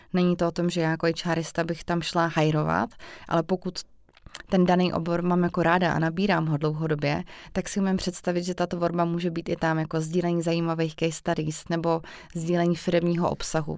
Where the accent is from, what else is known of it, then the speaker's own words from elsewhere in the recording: Vysočina Region, Czechia; já jsem třeba z Vysočny